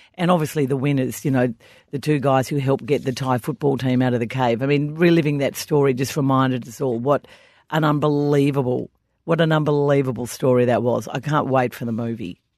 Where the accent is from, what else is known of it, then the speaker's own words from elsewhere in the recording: Australia; as we Australians do pretty much every public holiday